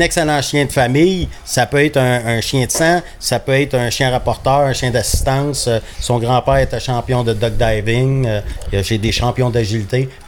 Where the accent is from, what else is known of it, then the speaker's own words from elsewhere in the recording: south of Montreal, Quebec, Canada; also born or lived in Churchill Falls, Labrador, Canada; je suis arrivé, ça arrive sud de Montréal. ma famille vient principalement de Châteauguay